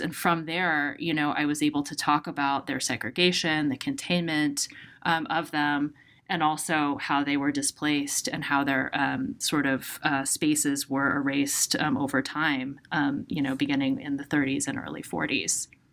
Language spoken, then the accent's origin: English; Seattle, Washington, United States; I'm from Seattle, and my family has really long roots in the city